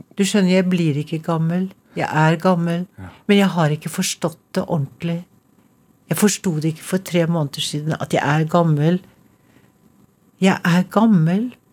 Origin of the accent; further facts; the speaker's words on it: Trondheim, Trøndelag, Norway; accent: trønder; first language Norwegian; also born or lived in Little Norway (Canada) / New York; now in Oslo, Norway; det kommer fra Trondheim, og denne lille trønderslengen henger ved